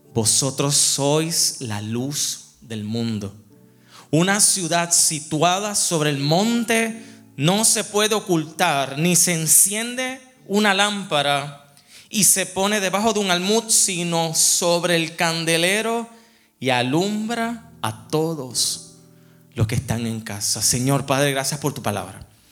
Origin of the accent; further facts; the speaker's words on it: Puerto Rico; moved away as an adult; also born or lived in Memphis, Tennessee; now in United States; para mí como puertorriqueño, toda mi vida, yo me iba a la playa